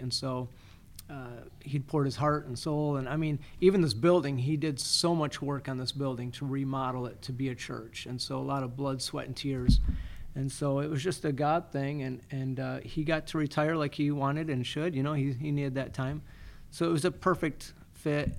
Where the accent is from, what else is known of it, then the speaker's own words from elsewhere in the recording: Athens, Michigan, United States; also born or lived in Fulton, Michigan / Florida; now in Climax, United States; I was born and raised in Athens, and so um, uh, great little town